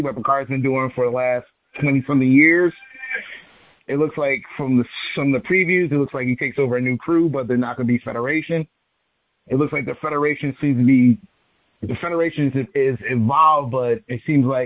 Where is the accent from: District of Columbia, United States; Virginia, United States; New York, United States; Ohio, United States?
Ohio, United States; I'm from Ohio